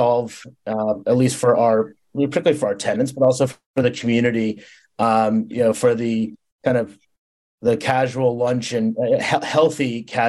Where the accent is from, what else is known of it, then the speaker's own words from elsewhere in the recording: New York City, New York, United States; I come from New York City where you have, you know, tower, you know, very tall towers.